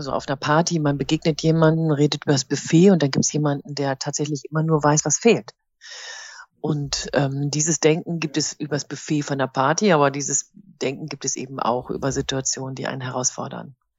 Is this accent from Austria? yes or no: no; Rhineland, Germany; now in East Westphalia, Germany; bin ich als Rheinländerin in Ostwestfalen gelandet.